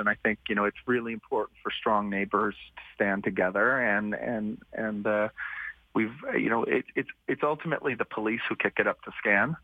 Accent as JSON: {"language": "English", "town": "New York City", "region": "New York", "country": "United States", "tie": "born or raised there", "moved": "yes", "lives_now": "Calgary, Canada", "said": "I grew up in New York City in the 1980s"}